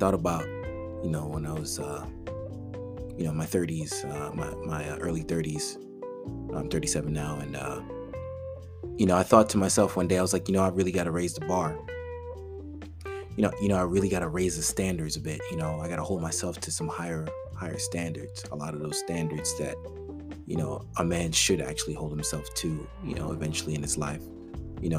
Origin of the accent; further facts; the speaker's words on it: New York City, New York, United States; now in North Texas, United States; I was raised in the Bronx, a Caribbean family, you know, immigrant family